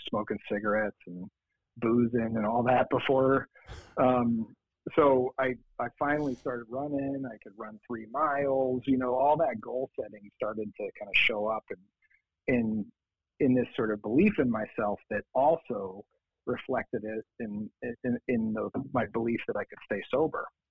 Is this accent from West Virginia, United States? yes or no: no; Lancaster County, Pennsylvania, United States; also born or lived in Boston; now in Denver, United States; I'm actually from Pennsylvania